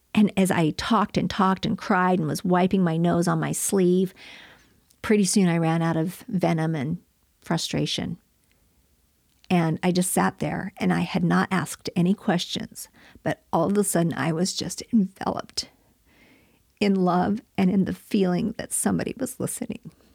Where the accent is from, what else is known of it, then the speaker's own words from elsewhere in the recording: Flagstaff, Arizona, United States; I was growing up in Flagstaff, Arizona, and I had an idyllic childhood